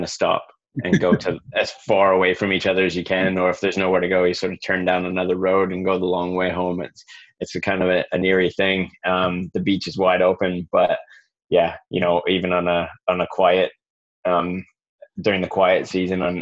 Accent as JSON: {"language": "English", "area": "Lake Erie, Great Lakes", "region": "Ontario", "country": "Canada", "tie": "born or raised there", "also_born_or_lived": "Scotland / Blenheim, New Zealand", "moved": "as an adult", "said": "I grew up on the Great Lakes in Canada. So I grew up on Lake Erie"}